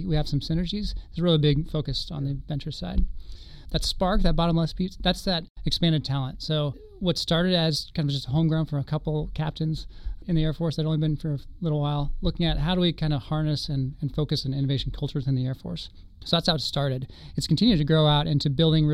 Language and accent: English; Lincoln, Nebraska, United States; moved away; Originally hail from Lincoln, Nebraska